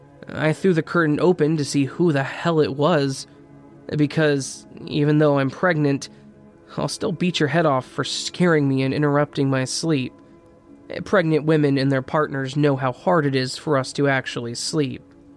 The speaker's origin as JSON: {"language": "English", "region": "Nova Scotia", "country": "Canada", "said": "I'm from Nova Scotia, and in the summers, rickshaw drivers run around the city offering rides to people."}